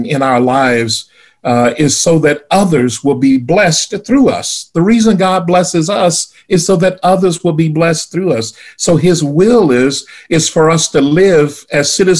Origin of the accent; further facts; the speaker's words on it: the South, United States; growing up in the South